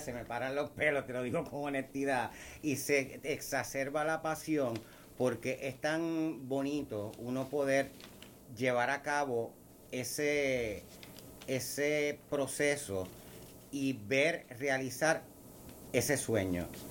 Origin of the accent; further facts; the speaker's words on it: Puerto Rico; nos distingue como puertorriqueños